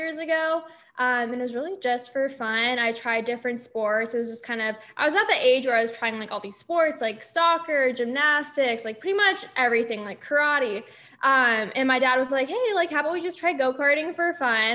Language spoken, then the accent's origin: English; California, United States; moved away; California, I was born and raised there